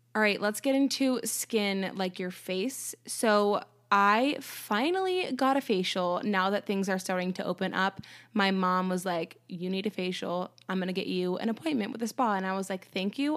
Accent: United States

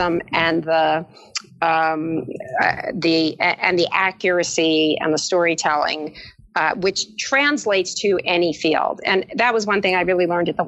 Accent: East Brunswick, New Jersey, United States; I grew up in East Brunswick, and I played the viola.

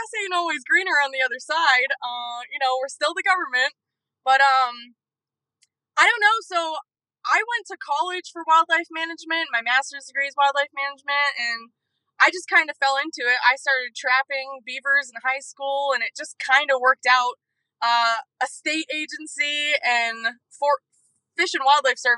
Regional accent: New England, United States; also born or lived in northern Maine / central Massachusetts; now in Colorado, United States; I'm from New England, so back east

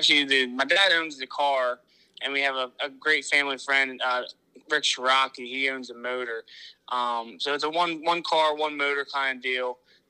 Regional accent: Pennsylvania, United States; I'm 28 years old. I'm from Pennsylvania.

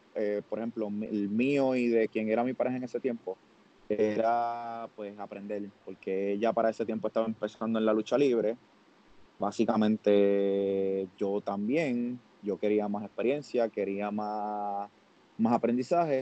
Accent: Puerto Rico; soy puertorriqueño

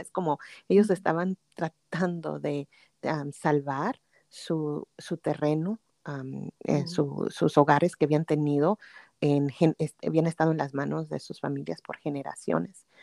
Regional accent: Pasadena, California, United States; also born or lived in Durango, Mexico; aquí crecimos, aquí en en el sur de California, en ah, Los Ángeles, en, una ciudad que se llama Pasadena.

